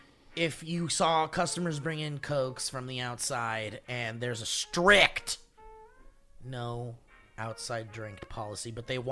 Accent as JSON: {"language": "English", "country": "Australia", "said": "My answer as an Australian"}